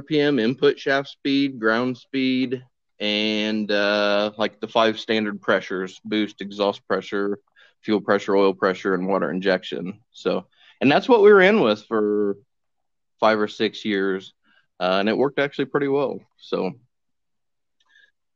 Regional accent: Winamac, Indiana, United States; now in West Point, United States; I grew up in Winnemac, Indiana. Currently living in West Point, just outside of Lafayette

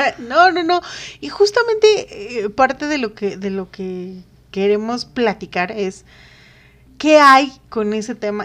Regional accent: Mexico; Los mexicanos somos todo

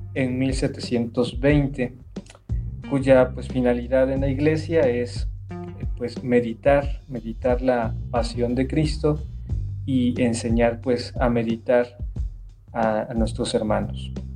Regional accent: Córdoba, Veracruz, Mexico; moved away as an adult; yo soy originario de Córdoba, Córdoba, Veracruz, ¿sí? y ahí en la tierra del café y de la caña

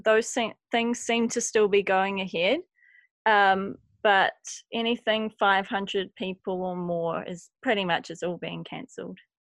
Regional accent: Christchurch, Canterbury, New Zealand; moved away as an adult; now in Wellington, New Zealand; I grew up in Christchurch

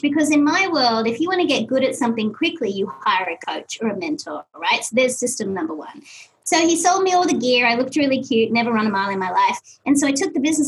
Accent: Australia; moved away; I'm Australian, I know kilometers. I have no concept of miles even to this day

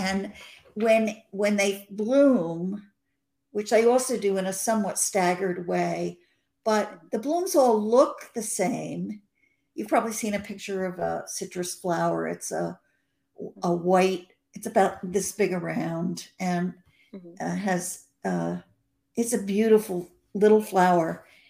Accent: New York, United States; now in Los Angeles, United States; But a part of me feels like I'm still a New Yorker.

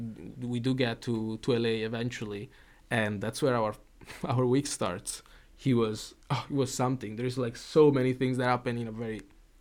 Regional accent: Italy; now in United States; I'm from Italy.

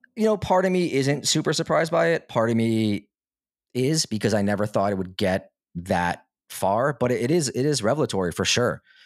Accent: United States; I grew up in America

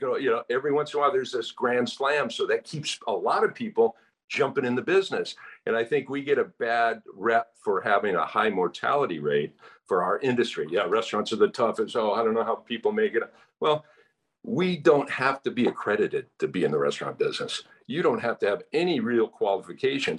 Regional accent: California, United States; moved away as an adult; now in Hawaii, United States; I was born and raised in California, went to UCLA

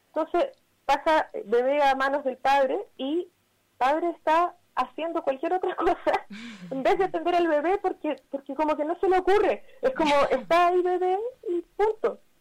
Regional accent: Chile; moved away as an adult; now in Barcelona, Spain; nosotros somos chilenas en Barcelona y estamos como migras acá

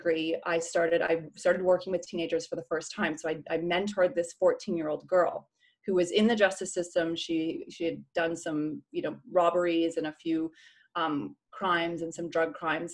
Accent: Canada; moved away; also born or lived in Vancouver; I'm from Canada originally

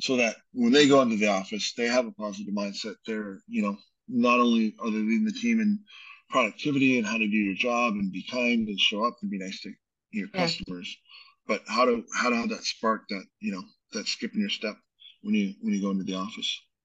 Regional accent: Canada; now in United States; we're both Canadian

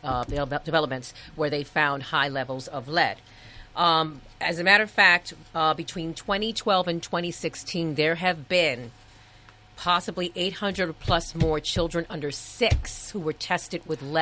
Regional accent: New York City, New York, United States; I am from the projects. I grew up in the projects, and I grew up in the Upper West Side

